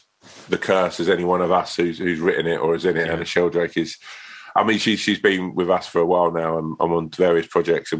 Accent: Sutton, London, United Kingdom; I'm sort of from Sutton Way

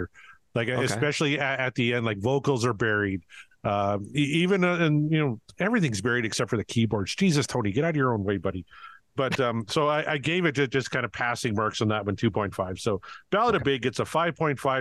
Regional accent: Western Canada, Canada; as a Canadian in Western Canada growing up

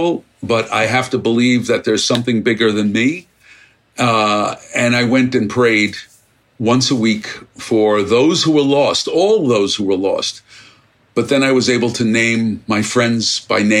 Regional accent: New York City, New York, United States; I grew up in Brooklyn

